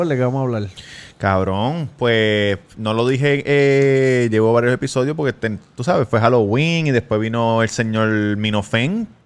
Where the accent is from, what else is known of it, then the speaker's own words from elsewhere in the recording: Puerto Rico; no, yo soy de Puerto Rico.